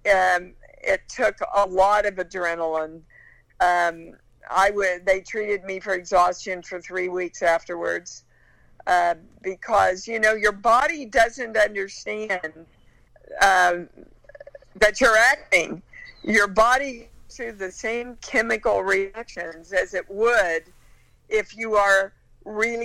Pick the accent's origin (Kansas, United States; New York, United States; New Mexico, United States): Kansas, United States; I was raised in Kansas.